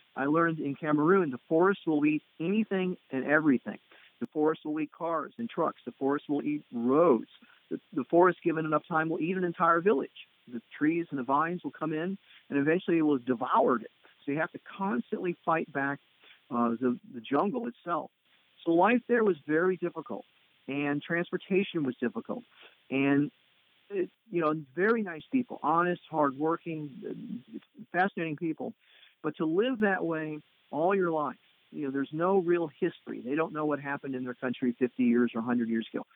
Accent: United States; as being an American tourist

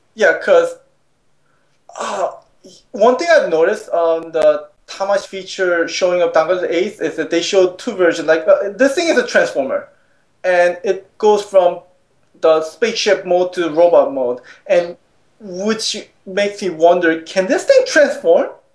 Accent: South Korea; moved away; growing up in Korea

